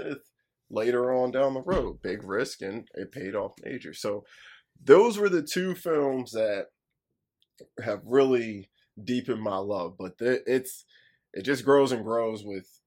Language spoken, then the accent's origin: English; Midwest, United States; I was born in the Midwest